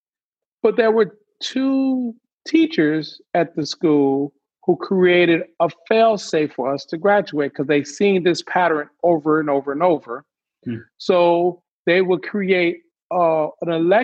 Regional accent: Detroit, Michigan, United States; I grew up in Detroit

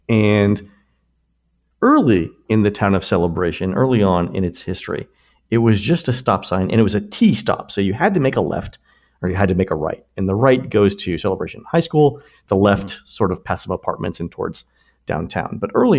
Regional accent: Florida, United States; So we used to take the road to go to concerts when I was growing up in Florida.

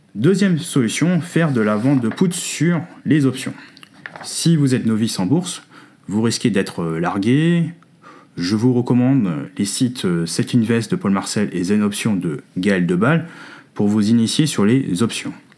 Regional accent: France; Chez nous en France

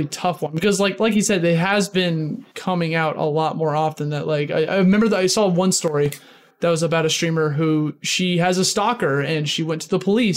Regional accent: Midwest, United States; moved away as an adult; now in New York City, United States; I'm originally from the Midwest before I moved to New York City 7 years ago.

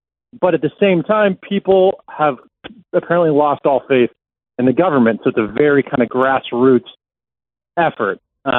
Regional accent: United States; now in Israel; So I'm Israeli now, and I live an Israeli life, but I'm American, first and foremost in some ways.

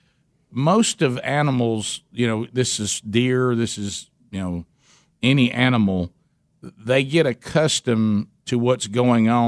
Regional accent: United States; we're from Calhoun County, okay, mm-hmm. And we were raised a little bit differently.

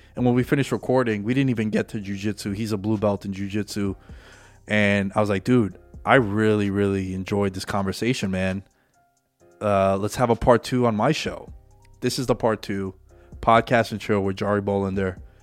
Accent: New York City, New York, United States; we grew up together in New York City during nine eleven

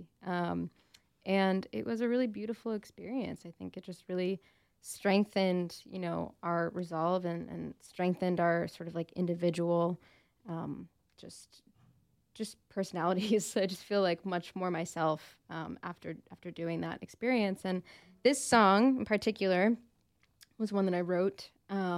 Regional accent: New York City, New York, United States; moved away; I was born in Queens.

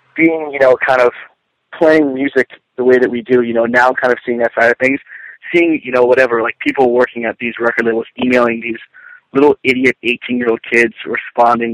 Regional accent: Kingston, Pennsylvania, United States; born and raised in, in Kingston, Pennsylvania, suburb of Wilkes-Barre

